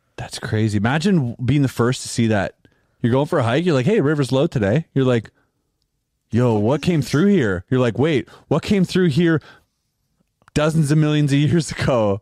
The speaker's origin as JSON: {"language": "English", "country": "Canada", "said": "we're Canadian"}